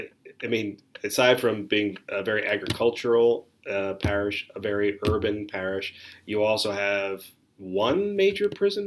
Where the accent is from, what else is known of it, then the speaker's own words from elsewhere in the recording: New Jersey, United States; I'm born and bred in South Jersey. I have lived here my entire life. A lot of family from the Bridgeton area.